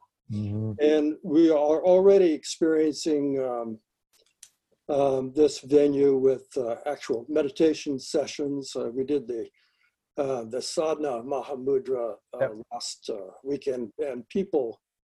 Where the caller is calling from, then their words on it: Los Angeles, California, United States; I'm speaking from Los Angeles.